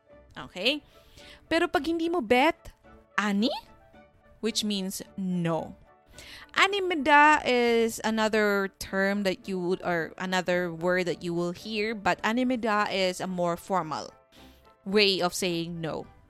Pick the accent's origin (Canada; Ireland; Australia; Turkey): Canada; I am not Korean. I am just a Filipino-Canadian tita that just loves K-drama.